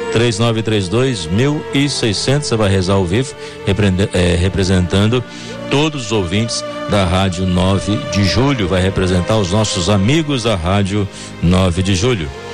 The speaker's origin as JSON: {"language": "Portuguese", "town": "Guarará", "region": "Minas Gerais", "country": "Brazil", "moved": "yes", "lives_now": "São Paulo, Brazil", "said": "também sou de Minas. Moro em São Paulo há 24 anos, mas sou mineiro aí, perto de Juiz de Fora, uma cidadezinha chamada Guarará."}